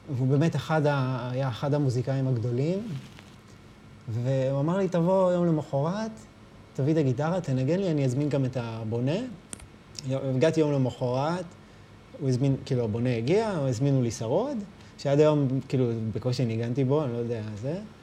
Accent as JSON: {"language": "Hebrew", "town": "Rehovot", "region": "Central District", "country": "Israel", "tie": "born or raised there", "said": "ברחובות, בשעריים"}